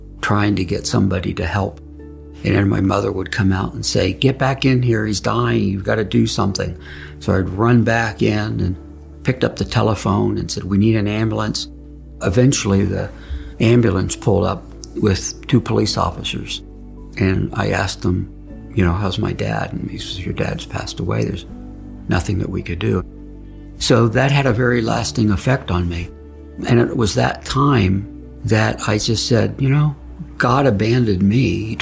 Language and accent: English; Boynton Beach, Delray Beach area, South Florida, United States; also born or lived in Harrisburg, Pennsylvania; my family moved to South Florida when I was 6 years old and kind of grew up in the Boynton Beach, Delray Beach area